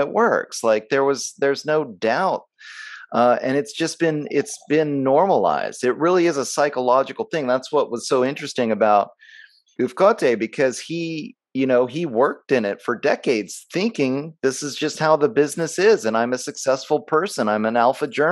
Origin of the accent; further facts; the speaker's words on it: United States; as an American